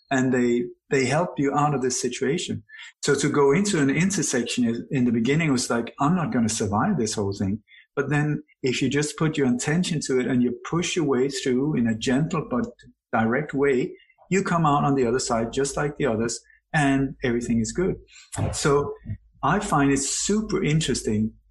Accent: Sweden; also born or lived in Denmark / Iceland / Spain / Indonesia; now in Bali, Indonesia; My body was born in Denmark. Am I Danish? I don't think so. I have a Danish passport. Doesn't make me Danish. I grew up in Sweden

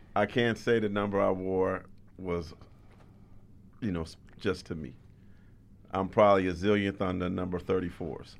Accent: San Jose, California, United States; also born or lived in Louisiana; I grew up in San Jose

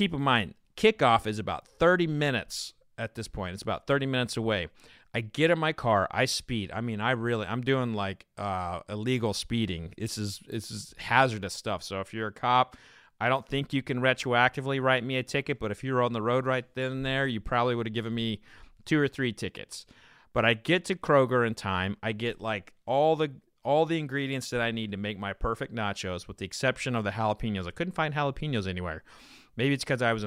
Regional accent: Oklahoma, United States; I grew up in Oklahoma

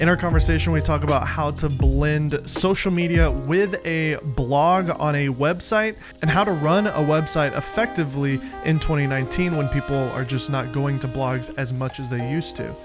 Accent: Nashville, Tennessee, United States; moved away; I'm from Nashville

